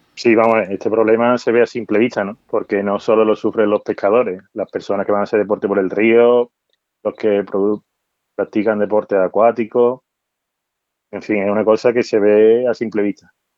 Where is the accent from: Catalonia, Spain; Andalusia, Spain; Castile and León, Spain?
Andalusia, Spain; Seville; now in Badajoz, Spain; yo vengo de Sevilla, que es una ciudad con río y pasa al Guadalquivir